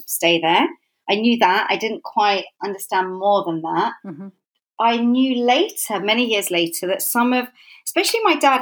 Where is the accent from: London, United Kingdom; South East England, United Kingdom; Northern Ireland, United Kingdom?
London, United Kingdom; also born or lived in Islington / Edmonton / Southgate; I grew up in North London. I was born in Islington